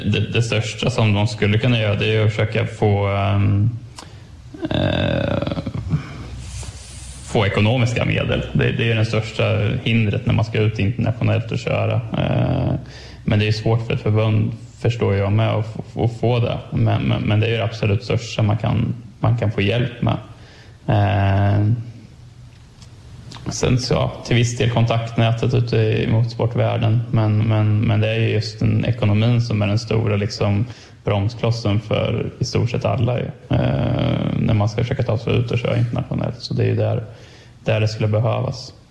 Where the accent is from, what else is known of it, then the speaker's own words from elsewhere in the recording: Örebro, Örebro County, Sweden; Ja, vi är båda, vi är båda från Örebro.